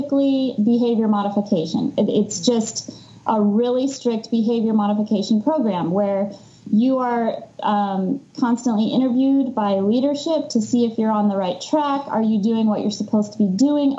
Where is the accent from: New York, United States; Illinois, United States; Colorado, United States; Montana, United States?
Colorado, United States; Denver; moved away; also born or lived in Salt Lake City, Utah; I grew up in Denver